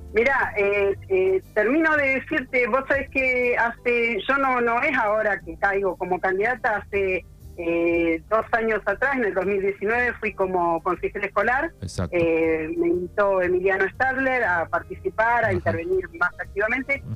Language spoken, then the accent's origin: Spanish; Puan, Buenos Aires Province, Argentina; also born or lived in Bahía Blanca; no soy nacida acá en Puan, soy oriunda de Bahía Blanca, pero hace 40 y casi 47 años que estoy viviendo en Puan, soy adoptada de Puan.